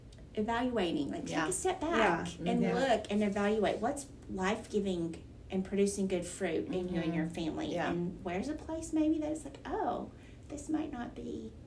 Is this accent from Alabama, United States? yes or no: yes; Alabama, United States; I'm an Alabama girl and I grew up on Southern gospel.